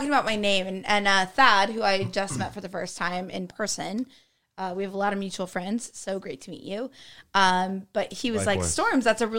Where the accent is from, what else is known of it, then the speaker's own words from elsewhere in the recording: Fort Wayne, Indiana, United States; Legitimately, when I was about 8 or 9, I grew up in Fort Wayne.